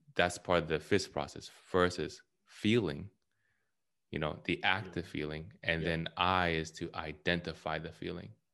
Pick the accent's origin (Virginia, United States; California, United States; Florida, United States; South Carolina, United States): California, United States; I'm from California